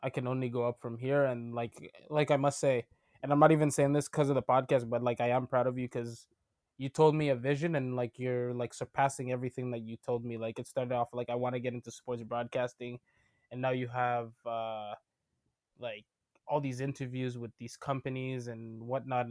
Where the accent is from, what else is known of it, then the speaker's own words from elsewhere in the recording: Montreal, Quebec, Canada; also born or lived in Ottawa, Canada; born and raised in Montreal.